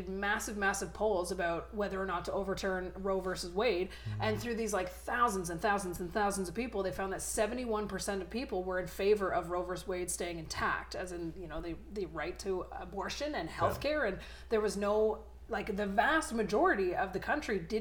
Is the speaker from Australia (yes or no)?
no; Canada; as a Canadian